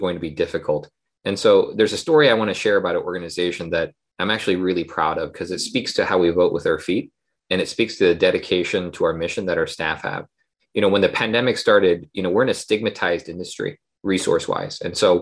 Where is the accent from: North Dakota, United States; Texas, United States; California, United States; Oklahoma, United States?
Oklahoma, United States; moved away; also born or lived in Seoul, South Korea / North Carolina / Baltimore; from Seoul, South Korea originally, but I grew up in Oklahoma